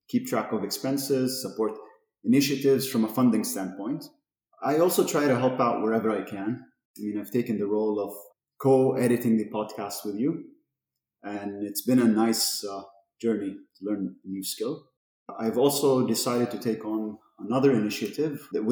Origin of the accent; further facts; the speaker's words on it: Amman, Amman Governorate, Jordan; also born or lived in Toronto, Canada; I grew up in Amman, lived here basically all my life up until my undergrad.